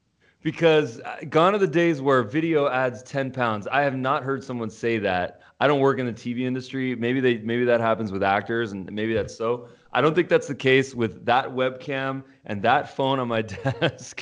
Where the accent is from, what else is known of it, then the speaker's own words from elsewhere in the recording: Los Angeles, California, United States; I'm from Los Angeles